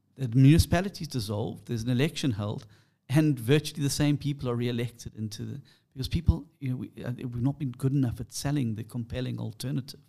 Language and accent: English; South Africa; I'm an English South African